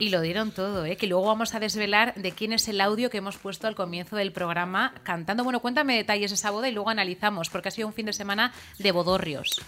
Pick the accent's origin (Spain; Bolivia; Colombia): Spain; Usurbil, Basque Country; mi pueblo, Usurbil